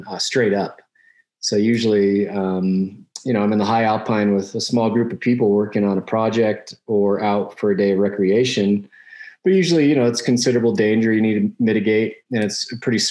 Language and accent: English; Salt Lake City, Utah, United States; I grew up in Salt Lake City, Utah